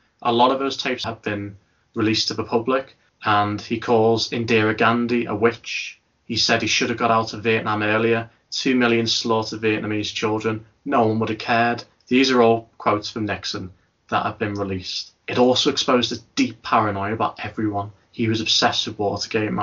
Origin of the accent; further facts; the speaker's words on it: Liverpool, North West England, United Kingdom; I am from Liverpool